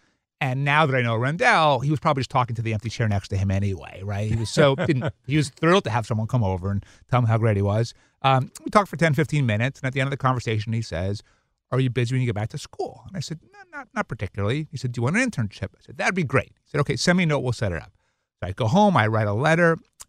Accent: Brooklyn, New York, United States; I grew up in New York, in Brooklyn, Long Island, first generation American.

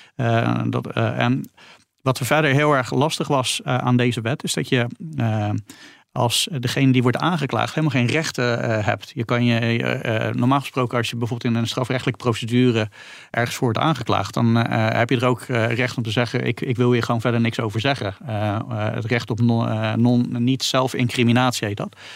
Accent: Netherlands

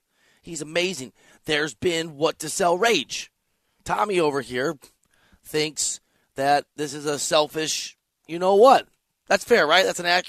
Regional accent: Iowa, United States; also born or lived in Missouri / Chicago suburbs, Illinois; now in Los Angeles, United States; I'm from Iowa, went to school in Missouri, lived in the Chicago burbs for a while.

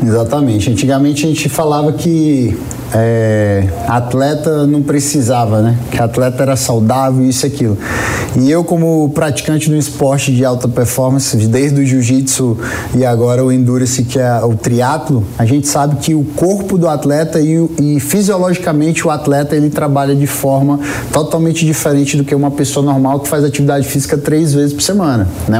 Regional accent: Northeast Region, Brazil; sou do, do Nordeste

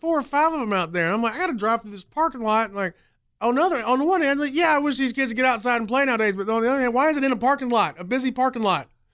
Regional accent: Greenville, South Carolina, United States; I'm from Greenville

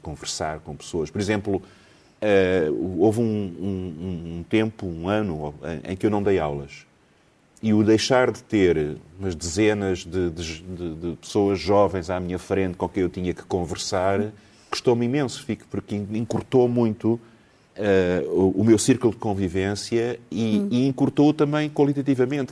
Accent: Lisbon, Portugal; eu nasci em Alfama

